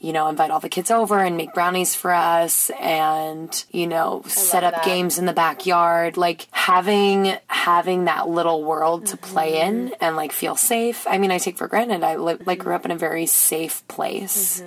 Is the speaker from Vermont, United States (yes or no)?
no; Newtown, Pennsylvania, United States; Newtown, Pennsylvania. Newtown, Pennsylvania. It's a small town 30 minutes north of Philadelphia